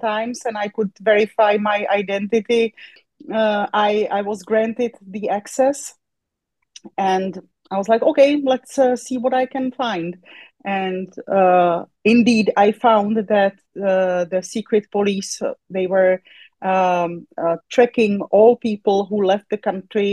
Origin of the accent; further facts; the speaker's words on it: České Budějovice, South Bohemian Region, Czechia; moved away; also born or lived in Poland; I was born in České Budějovice, but it's worldwide known by its German name, and that is Budweis